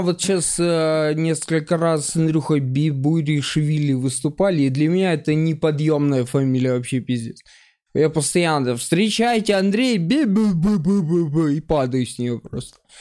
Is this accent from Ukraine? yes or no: yes; Mykolaiv, Mykolaiv Oblast, Ukraine; я жил в Николаеве, э, вырос и жил долго